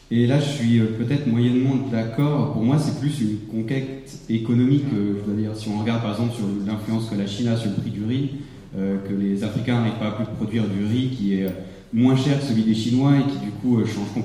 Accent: Switzerland; je suis suisse dans un pays qui est vraiment très bien

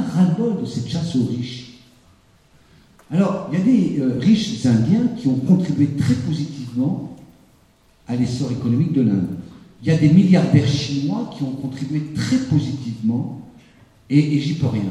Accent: France; Je suis né quand même en France

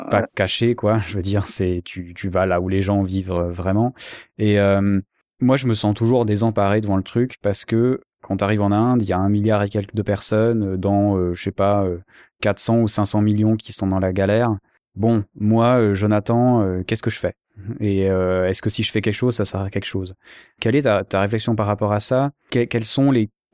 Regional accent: Switzerland; en tant que Suisse

